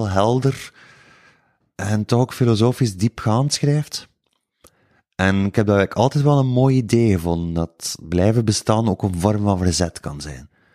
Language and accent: Dutch; Woesten, Flanders, Belgium; accent: West Flemish; ik ben al eens van de West ook en niet van Kortrijk. Dat is nog iets, dat is nog een heel ander accent.